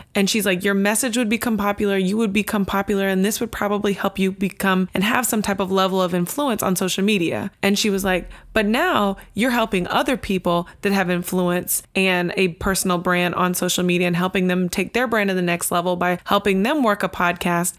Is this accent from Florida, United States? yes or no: yes; Tampa, Florida, United States; I'm from Tampa